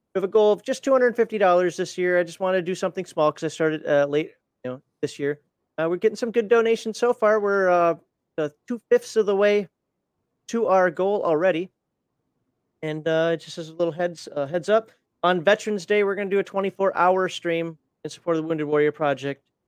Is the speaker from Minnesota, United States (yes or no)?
yes; Minnesota, United States; I'm from Minnesota. I say crayons, not crayons